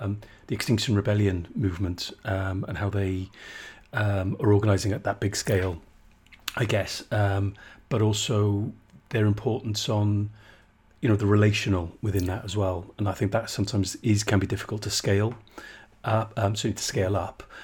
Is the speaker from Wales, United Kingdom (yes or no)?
yes; South Wales, United Kingdom; I'm from South Wales, not from the coalfield, mind